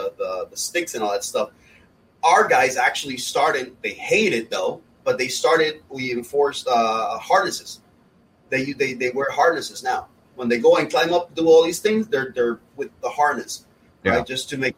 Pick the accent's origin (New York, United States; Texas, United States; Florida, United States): Florida, United States; Miami; it's funny because I mentioned I'm from Miami, right? And I lived in Brickell in downtown Miami